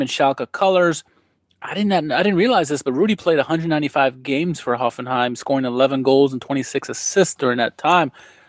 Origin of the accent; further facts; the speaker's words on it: United States; as an American